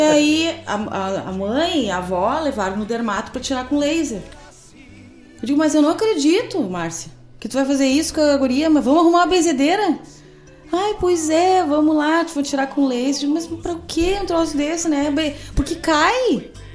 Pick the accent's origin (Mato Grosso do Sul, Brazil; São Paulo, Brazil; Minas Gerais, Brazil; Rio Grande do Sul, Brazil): Rio Grande do Sul, Brazil; Cachoeira do Sul; moved away; minha terra